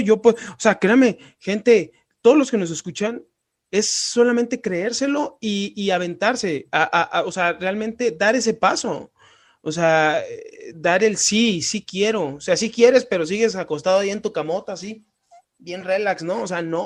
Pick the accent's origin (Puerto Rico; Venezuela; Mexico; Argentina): Mexico; Sinaloa; now in Guanajuato, Mexico; yo soy de Sinaloa